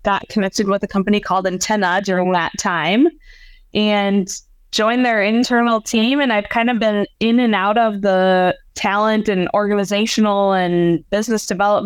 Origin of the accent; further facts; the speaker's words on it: Hudson, Wisconsin, United States; moved away as an adult; also born or lived in St. Cloud, Minnesota / San Diego, California; I live back in my hometown of Hudson, Wisconsin.